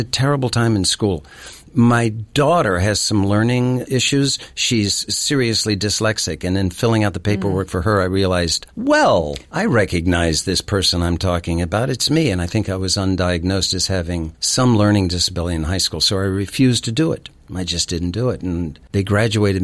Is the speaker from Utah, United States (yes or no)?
no; Cumberland, Maryland, United States; moved away as an adult; also born or lived in Miami, Florida / Atlanta, Georgia; I was born in Miami, Florida, raised in Atlanta until I was about 9 years old, and then moved to Cumberland, Maryland, which is in the hills of western Maryland